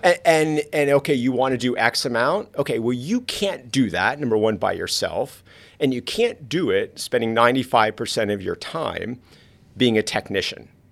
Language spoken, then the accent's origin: English; South Florida, United States; I grew up in South Florida.